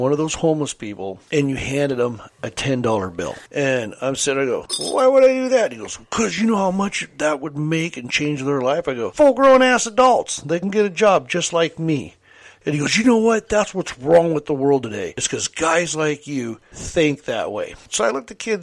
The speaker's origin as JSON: {"language": "English", "town": "Kelso", "region": "Washington", "country": "United States", "tie": "born or raised there", "said": "growing up in South Kelso"}